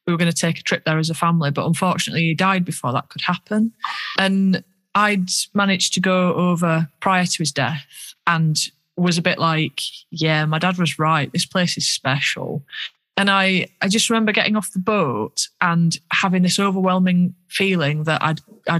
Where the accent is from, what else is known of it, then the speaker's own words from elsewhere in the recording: Yorkshire and the Humber, United Kingdom; accent: Yorkshire; because of my Yorkshire accent